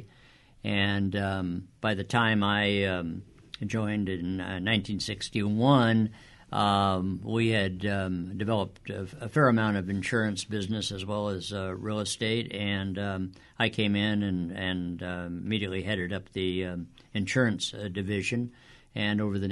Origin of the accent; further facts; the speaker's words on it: Whittier, California, United States; I was born and raised here in Whittier and went to Whittier schools